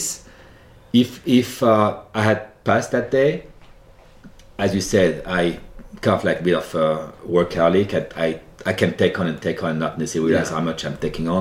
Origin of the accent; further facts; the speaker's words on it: Centre-Val de Loire, France; accent: French; English is a second language; moved away as an adult; now in United States; growing up in France